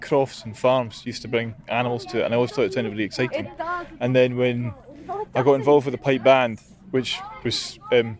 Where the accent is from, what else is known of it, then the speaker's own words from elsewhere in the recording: Iona, Scotland, United Kingdom; I grew up in the Clumber Hotel.